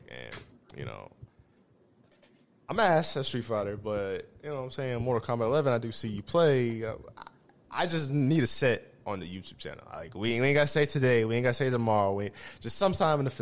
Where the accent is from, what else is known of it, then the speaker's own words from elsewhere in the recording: Iowa, United States; we're from Iowa